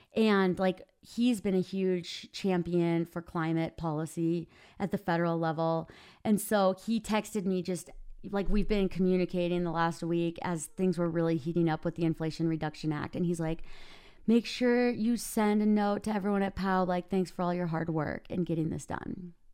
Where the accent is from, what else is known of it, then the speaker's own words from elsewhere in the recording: Minnesota, United States; now in Park City, United States; I live in Park City, Utah. I'm originally from Minnesota.